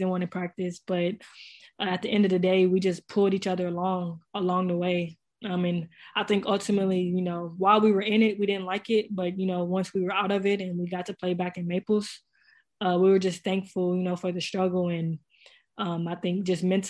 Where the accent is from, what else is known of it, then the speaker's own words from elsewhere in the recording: San Antonio, Texas, United States; the tournament was in my hometown